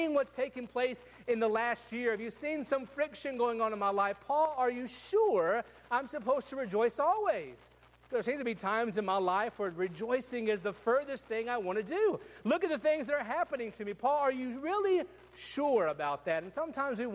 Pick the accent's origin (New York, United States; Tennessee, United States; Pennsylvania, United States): Tennessee, United States; West; I grew up in West Tennessee where everybody had trucks